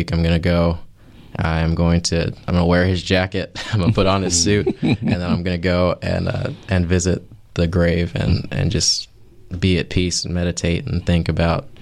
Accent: Raleigh, North Carolina, United States; moved away as an adult; now in Asheville, United States; Born and raised in Raleigh, North Carolina

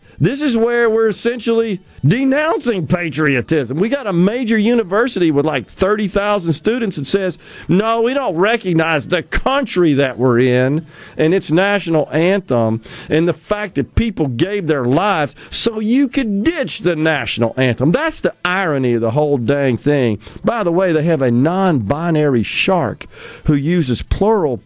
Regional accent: Mississippi, United States; I told him I was from Mississippi

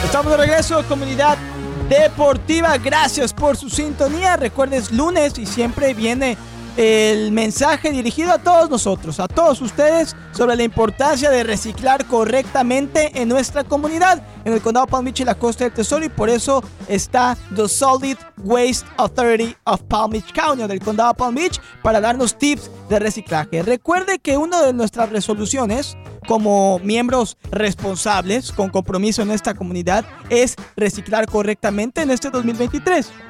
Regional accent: Mexico; yo soy mexicano

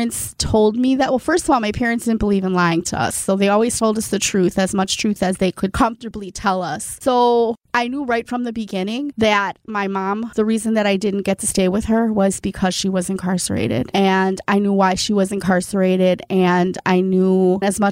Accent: South Milwaukee, Wisconsin, United States; I was raised in South Milwaukee

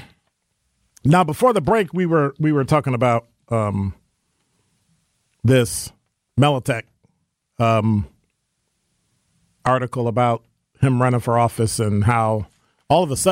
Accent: the North, United States; I'm from the North

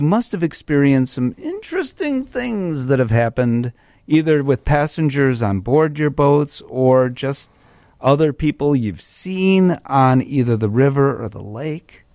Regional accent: Chicago, Illinois, United States; Chicago, I'm a Chicagoan, lifelong

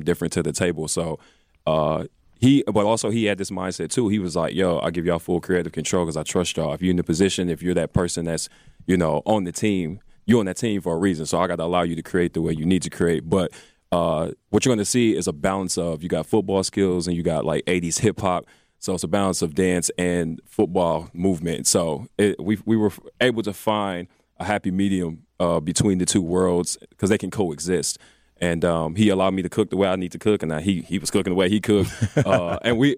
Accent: Milwaukee, Wisconsin, United States; we're all from Milwaukee, you know, everybody that's on the creative staff.

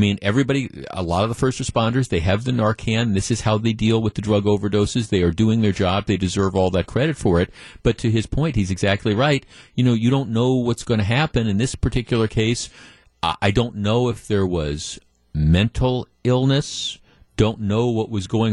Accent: Baltimore, Maryland, United States; moved away; in Baltimore, my hometown

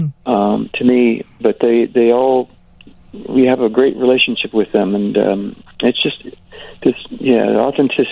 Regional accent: Kansas, United States; I grew up in Kansas

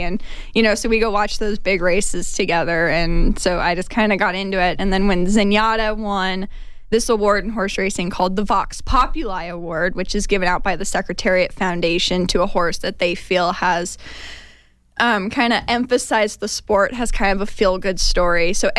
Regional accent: San Luis Obispo, California, United States; now in Arizona, United States; I'm from California.

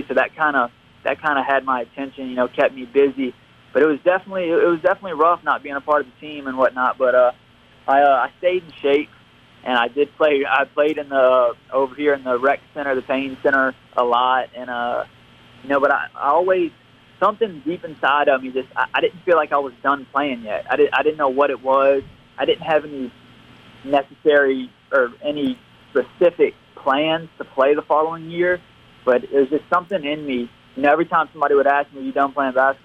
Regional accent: Bay St. Louis, Mississippi, United States; Me growing up in Bay St. Louis

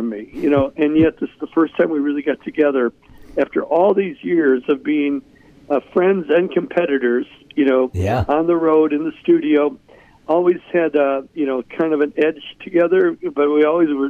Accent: Chicago, Illinois, United States; my hometown of Chicago.

